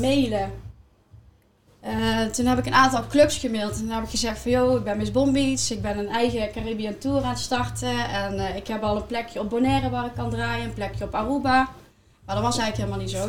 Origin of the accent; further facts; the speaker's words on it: Eindhoven, North Brabant, Netherlands; wij komen uit Eindhoven